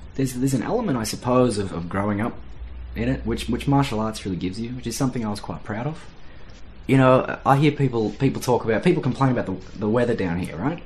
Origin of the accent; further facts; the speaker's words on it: Australia; being Australian